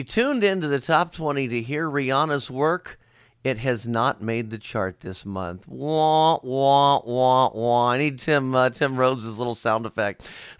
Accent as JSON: {"language": "English", "town": "Cincinnati", "region": "Ohio", "country": "United States", "said": "I'm from Cincinnati, Ohio."}